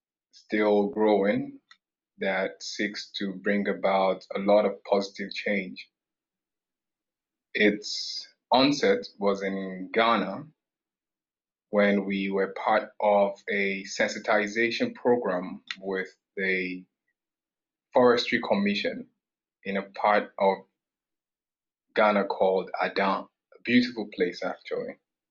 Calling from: Canada; I'm joining from Canada currently

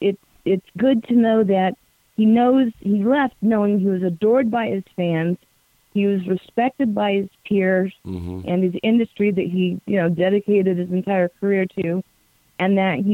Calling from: Syracuse, New York, United States; Hi, James. … from Syracuse.

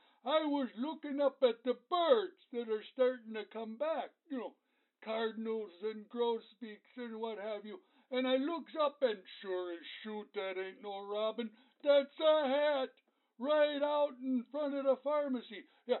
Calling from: La Farge, Wisconsin, United States; over in Lafarge.

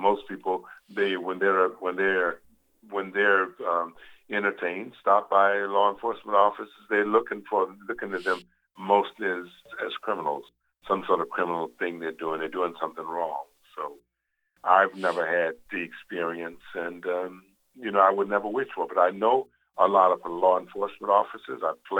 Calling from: New Jersey, United States; I'm calling from New Jersey.

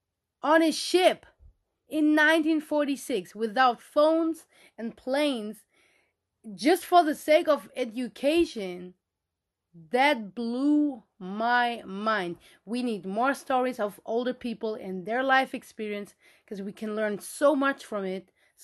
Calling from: Frankfurt, Hesse, Germany; English is a second language; Hey guys, I'm … from Frankfurt, Germany

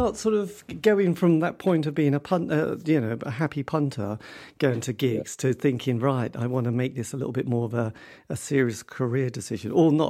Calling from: Norwich, East of England, United Kingdom; I'm in Norwich. So there you go.

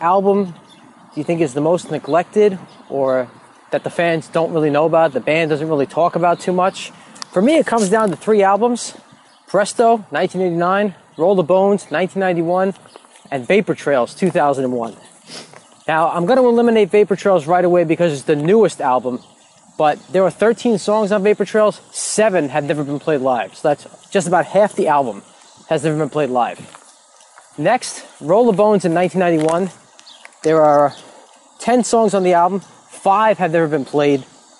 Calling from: Baldwin, New York, United States; I'm calling in from Baldwin, New York.

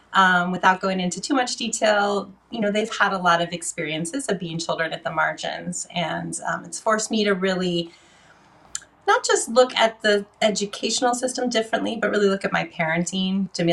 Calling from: Victoria, British Columbia, Canada; And yes, I'm joining you from Victoria, British Columbia, the base of Vancouver Island.

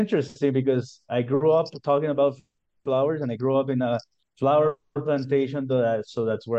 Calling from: Cayambe, Pichincha, Ecuador; I'm calling you from Cayambe, Ecuador. We're actually at the foothills of a snow-capped volcano, and it's 2,800 meters above sea level, so we're pretty high up in the mountains.

